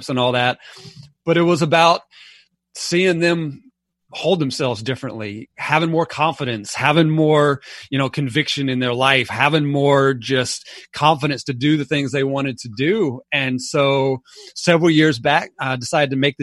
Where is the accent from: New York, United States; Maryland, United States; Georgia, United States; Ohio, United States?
Georgia, United States; Atlanta; also born or lived in Alabama; I was born in Alabama. But we only lived there about 6 months, so I don't quite claim it. And then we moved here to Atlanta and kind of lived in and around Atlanta most of my life